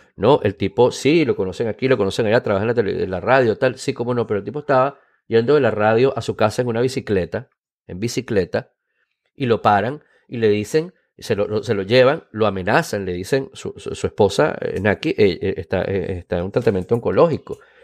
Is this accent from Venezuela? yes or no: yes; Venezuela; moved away; soy venezolano